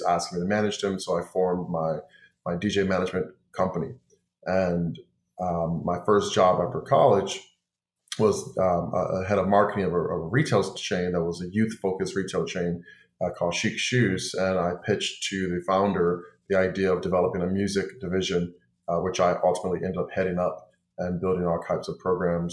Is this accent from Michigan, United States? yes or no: no; Cleveland, Ohio, United States; moved away as an adult; now in Los Angeles, United States; I've been in Los Angeles now for over 15 years. I'm from Cleveland, Ohio